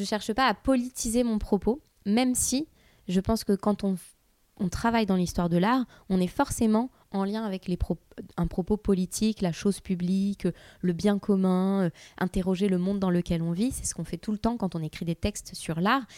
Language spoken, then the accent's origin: French; Nice, Provence-Alpes-Côte d'Azur, France; moved away; also born or lived in Paris; je suis, suis euh, juste d'à côté de Nice. Je suis niçoise d'origine.